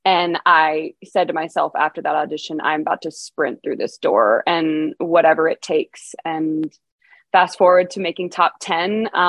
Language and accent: English; Bay Area, California, United States; moved away as an adult; now in Nashville, United States; I'm originally from California. I'm from the Bay Area, and I moved out to Nashville in 2017